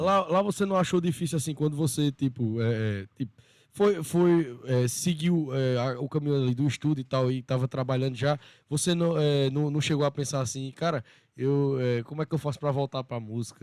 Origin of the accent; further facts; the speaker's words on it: Sumé, Paraíba, Brazil; now in Monteiro, Brazil; a minha cidade mesmo é Sumé, né? Sou de Sumé. E lá eu lembro, assim, da minha infância